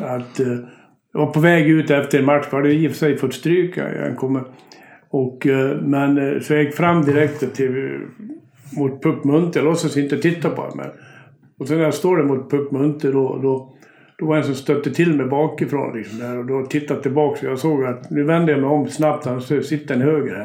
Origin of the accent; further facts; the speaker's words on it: Leksand area, Dalarna County, Sweden; moved away as an adult; now in Stockholm, Sweden; jag kommer från Orkin. Eh, eh, ehm, men jag flyttade ner till Stockholm 1900, 1900-talet. 1970, januari 71 blev det